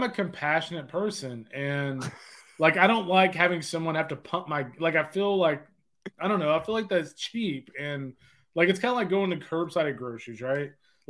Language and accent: English; Texas, United States; I'm from Texas, man.